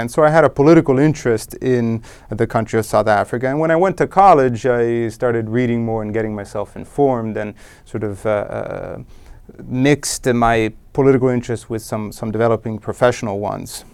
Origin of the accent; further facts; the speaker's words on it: Rome, Lazio, Italy; I was born in Rome, Italy, in nineteen seventy, and I grew up there.